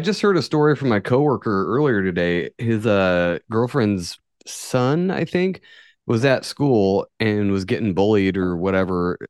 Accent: far northern California, United States; This is in my hometown. This is northern, far northern California where everybody's a fucking redneck

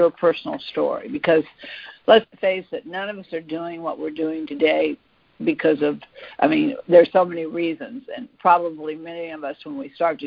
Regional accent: Fairfax County, Virginia, United States; I'm actually from that area. I went to Thomas Jefferson High School, so I grew up in Fairfax County

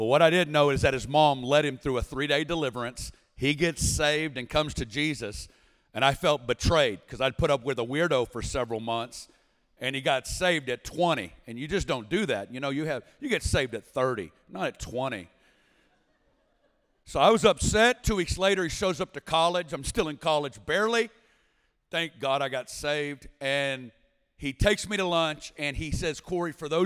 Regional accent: Northwest Arkansas, United States; I'm originally from Northwest Arkansas.

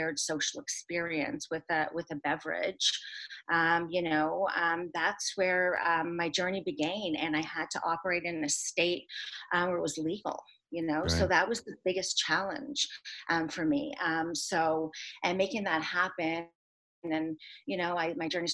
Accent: Toronto, Ontario, Canada; I'm actually from Toronto

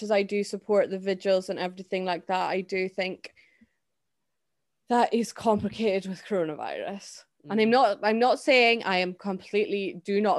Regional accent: Scotland, United Kingdom; as a Scottish person

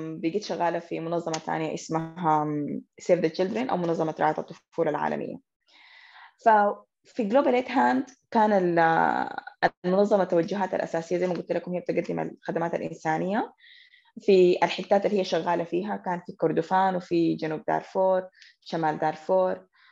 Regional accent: Khartoum, Sudan; حكون كده خرطوميه بحته

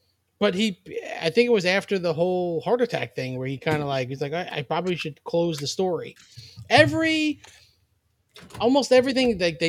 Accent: New York, United States; we're from New York, so we call them heroes.

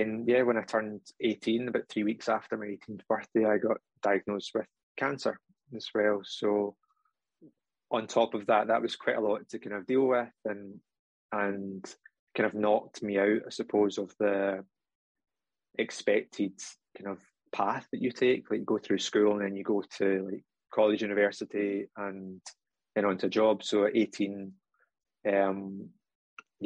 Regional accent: Scotland, United Kingdom; accent: Scottish

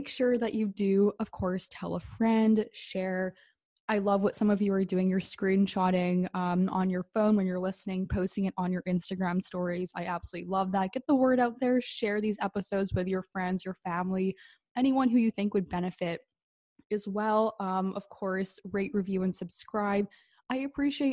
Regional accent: Vancouver, British Columbia, Canada; also born or lived in Calgary; We're both from Vancouver, British Columbia, and Canada

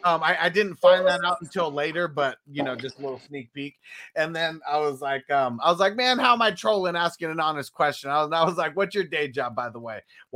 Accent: Canada; I'm from Canada.

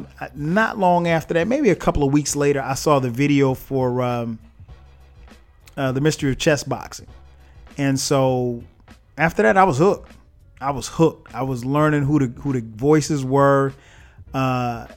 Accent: Florence, South Carolina, United States; I'm from Florence, South Carolina.

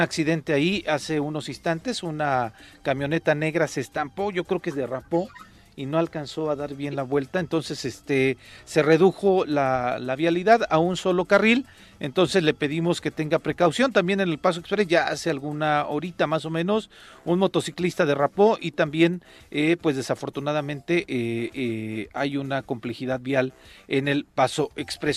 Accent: Mexico; idiosincrasia como mexicanos

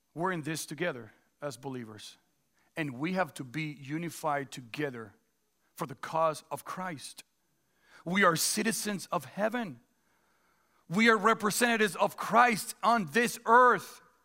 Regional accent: Dominican Republic; now in United States; born and raised in the Dominican Republic, so I'm a Dominican citizen

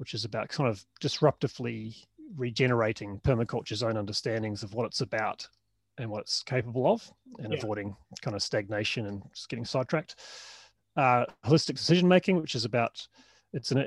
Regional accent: New Zealand; moved away as an adult; also born or lived in Melbourne, Australia; was from New Zealand

